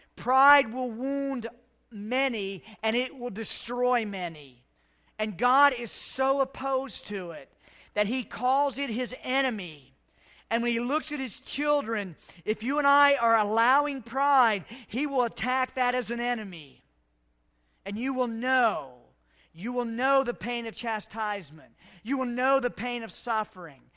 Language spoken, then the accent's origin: English; West Virginia, United States; moved away as an adult; A kid in West Virginia, the Navy, and here